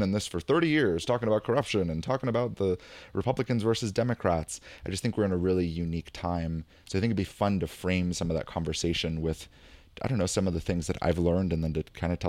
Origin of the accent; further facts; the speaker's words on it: California, United States; what shocked me was being like a Californian hippie and even just like a really liberal person before